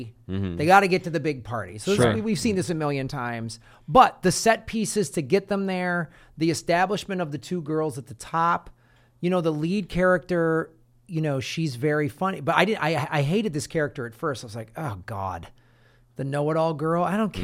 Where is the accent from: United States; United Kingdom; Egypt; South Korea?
United States; Evanston, Illinois; I grew up in the North Shore. I went to high school in Evanston, and so those movies resonated a lot with me because I was living in that environment at the time.